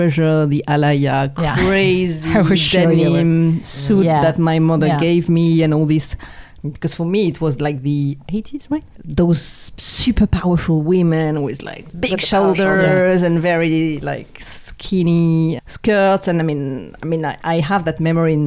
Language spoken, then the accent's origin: English; near Montpellier, Occitania, France; English is a second language; moved away as an adult; now in Hong Kong; I'm a girl from the South, so raised and born near Montpellier